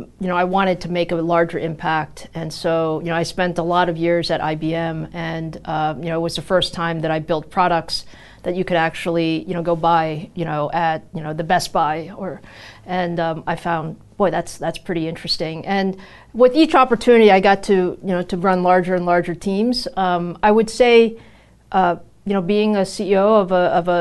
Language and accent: English; New York, United States; also born or lived in Taiwan; I was born in Taiwan, and my parents immigrated to the U.S. My dad was coming to graduate school here. So I grew up in New York